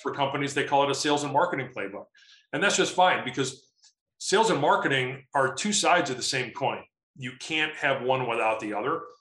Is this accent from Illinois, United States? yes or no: yes; Chicago, Illinois, United States; now in Colorado, United States; I'm from Chicago originally